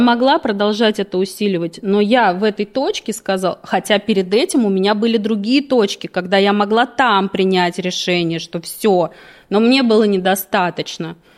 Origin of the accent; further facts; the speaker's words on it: Moscow, Russia; я родилась в Москве, всегда жила в Москве